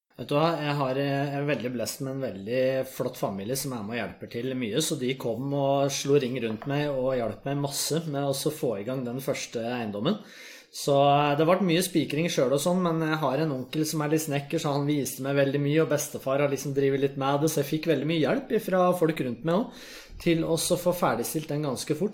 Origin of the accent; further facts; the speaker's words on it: Vang, Innlandet, Norway; now in Oslo, Norway; jeg kommer fra Valdres